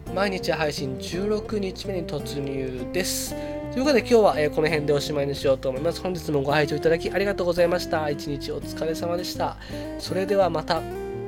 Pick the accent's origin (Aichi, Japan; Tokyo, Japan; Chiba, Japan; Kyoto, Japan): Chiba, Japan; 自分の地元 である千葉県